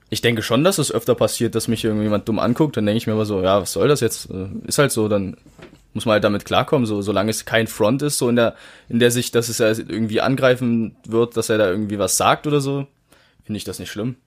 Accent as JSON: {"language": "German", "country": "Germany", "tie": "born or raised there", "said": "ich bin halt seit 19, 18 Jahren bin ich hier in Deutschland aufgewachsen"}